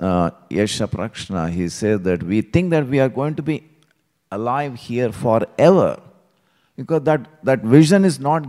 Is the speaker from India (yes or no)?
yes; Hyderabad, Telangana, India; moved away; I still remember this street where I grew up in Hyderabad.